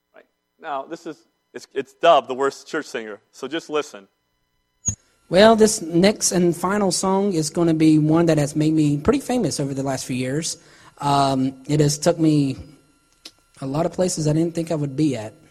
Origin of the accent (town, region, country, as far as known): Salisbury, North Carolina, United States; born or raised there